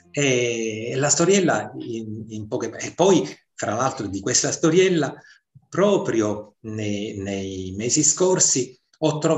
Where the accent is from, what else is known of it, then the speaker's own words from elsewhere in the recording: Ustica, Sicily, Italy; born there; ce l'avevo perché sono nato a Ustica, sono nato in una terra vulcanica